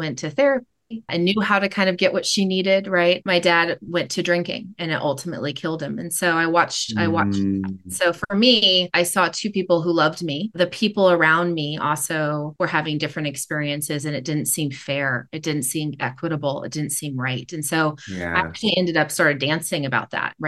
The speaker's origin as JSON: {"language": "English", "town": "Sacramento", "region": "California", "country": "United States", "tie": "born or raised there", "also_born_or_lived": "Oakland, California", "said": "then we moved to Sacramento"}